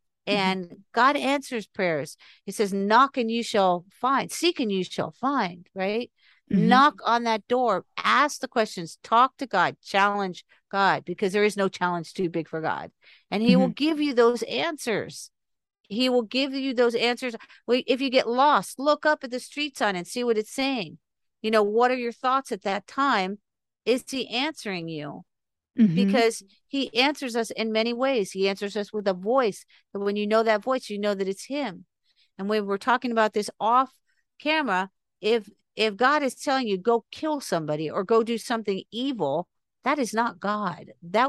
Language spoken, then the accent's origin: English; North Miami Beach, Florida, United States; And I was raised in Ives Estates mm-hmm. for 17 years. I went to Mady Ives Elementary School. I lived off Ives Dairy Road in North Miami Beach off the 95.